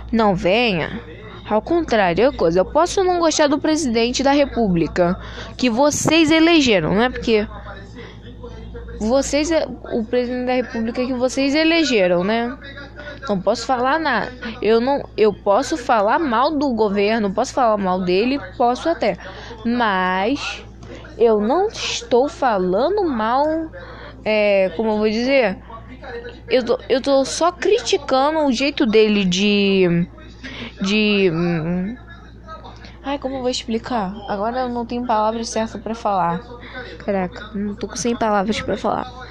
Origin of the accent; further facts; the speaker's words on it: Brazil; born there; Tô no lado do meu país, do país onde eu vivo, no país onde eu moro, no país onde eu nasci.